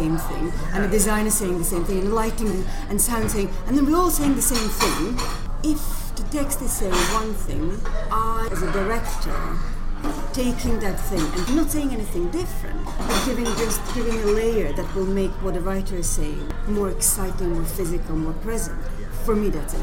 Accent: Croatia; moved away as an adult; also born or lived in Zagreb / Glasgow; now in London, United Kingdom; I am from Croatia originally

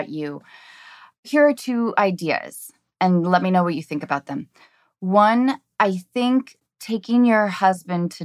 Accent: Edmonds, Washington, United States; I grew up in Washington State.

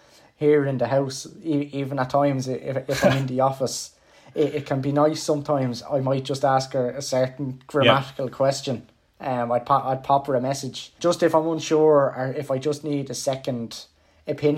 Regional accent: Dublin, Leinster, Ireland; I'm from Clondalkin, and I attended the local primary school

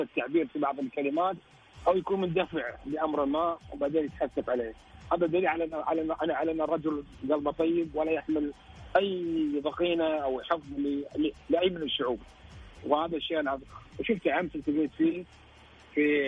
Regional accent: Kuwait; انا كويتي

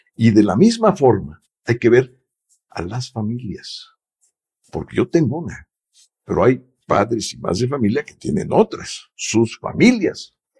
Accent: Mexico; somos mexicanos

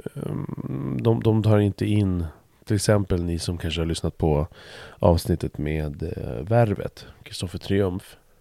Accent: Stuvsta, Stockholm County, Sweden; när jag växte upp i Stuvsta

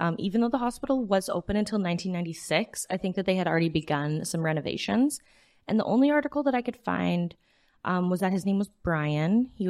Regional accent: Edmonton, Alberta, Canada; It is also partially where I grew up. Yep. I am from the Edmonton area

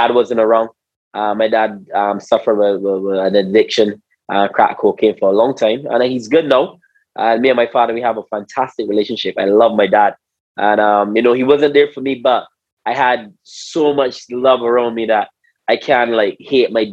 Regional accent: Christ Church, Barbados; I was born and raised in Barbados

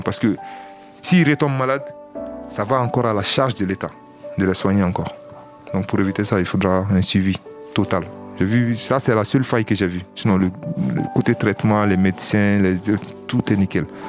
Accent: Mali; moved away as an adult; also born or lived in Villetaneuse, France; now in France; J'ai 32 ans et je viens du Mali.

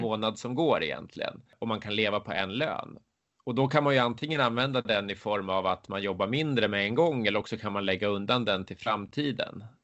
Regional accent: Södertälje, Stockholm County, Sweden; moved away as an adult; also born or lived in Huddinge / United States / Sandviken; now in Leksand, Sweden; Jag är född och uppvuxen i, i Södertälje

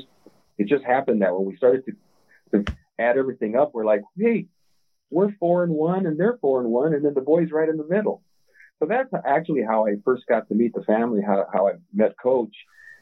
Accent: Montebello, California, United States; Well, I knew your grandfather because he was a neighbor of ours when we grew up in Montebello.

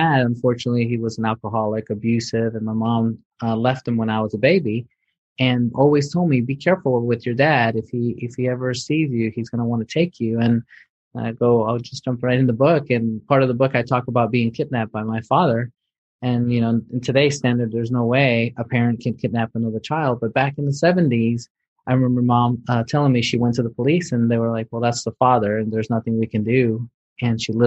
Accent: New York City, New York, United States; I grew up in New York City

